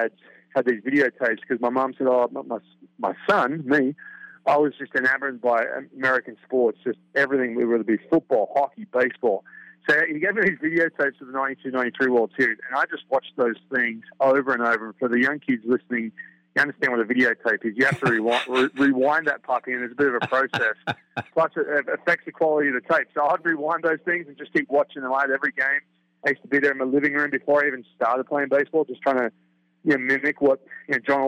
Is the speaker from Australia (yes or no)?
yes; Australia; born or raised there; now in United States